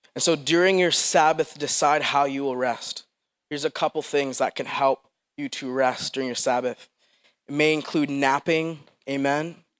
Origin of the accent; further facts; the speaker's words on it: Philippines; moved away; I'm from the Philippines